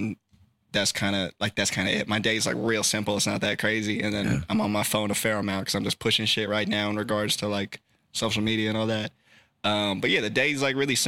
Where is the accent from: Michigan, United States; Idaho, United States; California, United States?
California, United States; Sacramento; I'm born and raised in Sacramento and I live 3 minutes from my studio